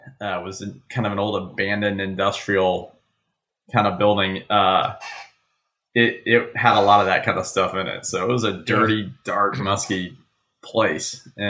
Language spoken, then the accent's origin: English; Florida, United States; growing up in Florida